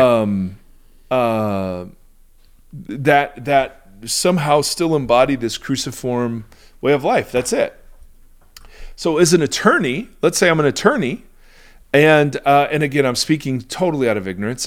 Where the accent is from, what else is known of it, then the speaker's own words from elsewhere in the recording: United States; I, as an American